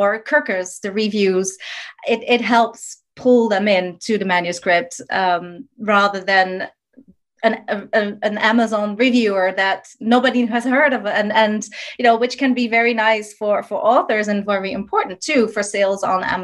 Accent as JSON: {"language": "English", "country": "Netherlands", "moved": "yes", "said": "I'm from the Netherlands originally"}